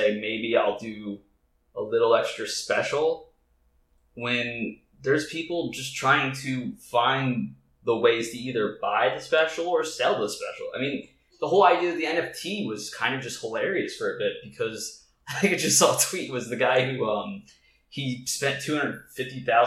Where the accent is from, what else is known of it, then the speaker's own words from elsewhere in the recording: Delaware, United States; moved away; I was from Delaware